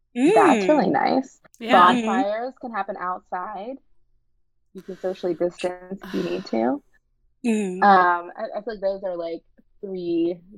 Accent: Western Maryland, United States; also born or lived in Philadelphia / Washington, D.C.; now in Frederick, United States; I am from Western Maryland. Right now I'm in Frederick, Maryland, which is more central Maryland.

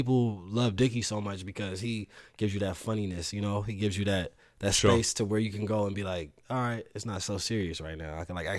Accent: Los Angeles, California, United States; And then I'm also like from the West Coast, so I'm from a very trendy place, like LA, you know what I mean?

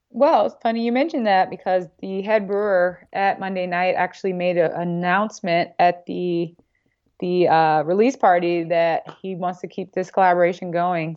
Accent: Gary, Indiana, United States; I'm from Indiana

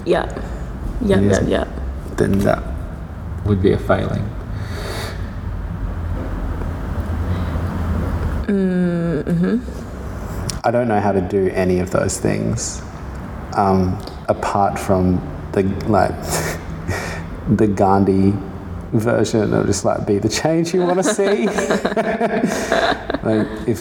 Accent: Darwin, Northern Territory, Australia; now in Perth, Australia; I grew up in Darwin, so it's only just full of things that'll eat you

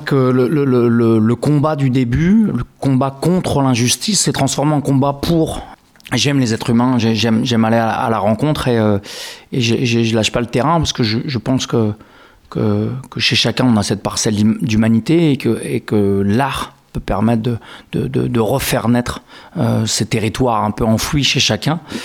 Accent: Grasse, Provence-Alpes-Côte d'Azur, France; now in Langon, France; Je suis né à Grasse

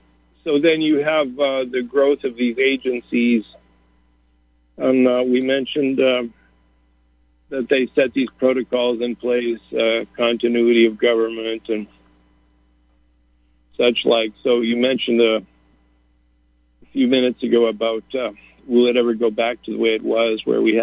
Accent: Canada; also born or lived in United States; And, of course, I grew up in Canada and the United States, and I was taught we were free.

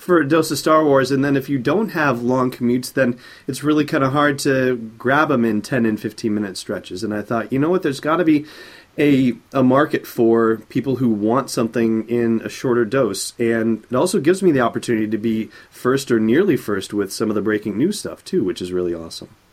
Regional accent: Southern California, United States; I grew up in Southern California

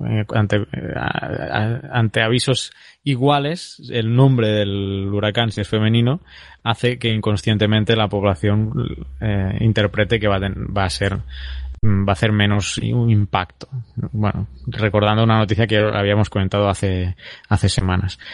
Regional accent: Terrassa, Catalonia, Spain; en mi ciudad, en Tarrasa, que es donde mi ciudad natal

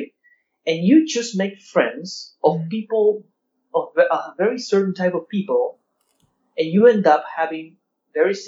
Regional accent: Argentina; I'm from Argentina

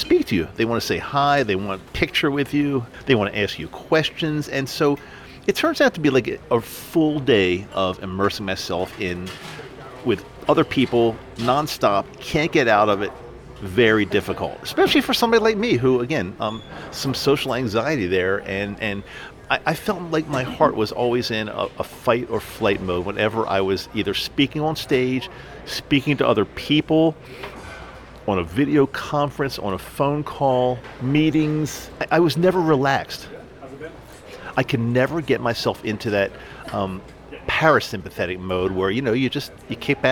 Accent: East Coast, United States; moved away as an adult; now in Salt Lake City, United States; I grew up on the East Coast, lived on the East Coast my entire life

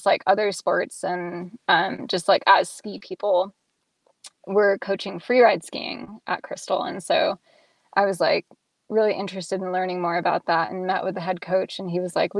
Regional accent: Nevada, United States; moved away as an adult; also born or lived in Reno / Colorado; now in Seattle, United States; I grew up in Lake Tahoe and went to high school in Reno

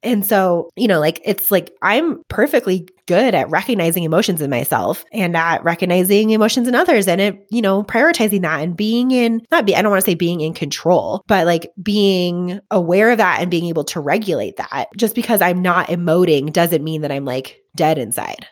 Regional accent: Colorado, United States; we were all from Colorado

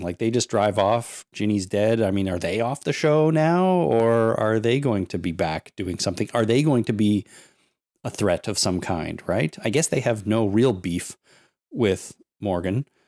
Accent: Canada; I'm Canadian

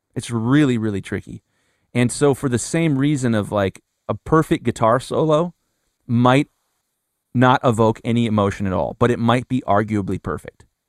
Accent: Columbus, Ohio, United States; I'm from Columbus, Ohio, and when I graduated high school

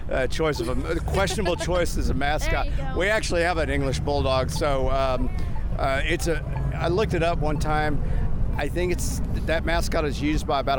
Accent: South Dakota, United States; now in Bandera, United States; I'm originally from South Dakota.

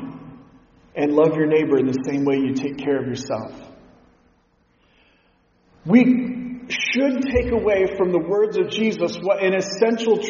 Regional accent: Pacific Northwest, United States; growing up in the Pacific Northwest, I've been outdoors a lot

